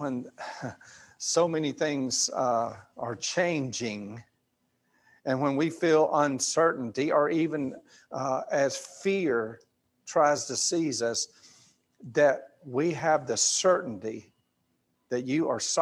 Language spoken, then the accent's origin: English; Grady, Alabama, United States; I'm from Grady, Alabama